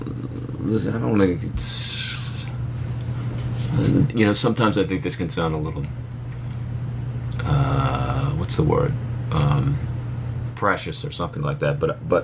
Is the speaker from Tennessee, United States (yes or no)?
no; Philadelphia, Pennsylvania, United States; Well, I'll tell you, I grew up in Philly. So, honestly, coming to New York, I felt way safer.